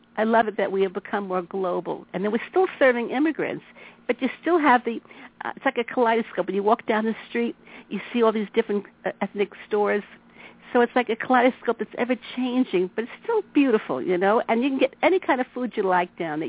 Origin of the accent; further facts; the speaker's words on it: New York City, New York, United States; I grew up in Queens, and I came to Brighton Beach to spend summers with my grandmother